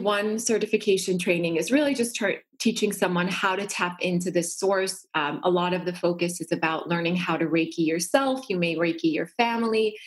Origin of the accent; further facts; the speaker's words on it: North Dakota, United States; I grew up in North Dakota